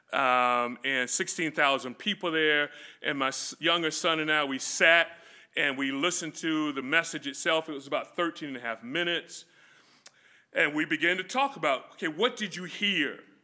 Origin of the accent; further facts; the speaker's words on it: Florida, United States; moved away; also born or lived in California; me growing up in Florida